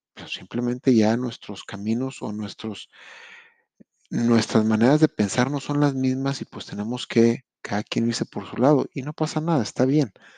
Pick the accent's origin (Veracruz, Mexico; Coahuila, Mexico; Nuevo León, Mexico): Nuevo León, Mexico; Monterrey; moved away as an adult; now in Quebec, Canada; soy de Monterrey, Nuevo León, México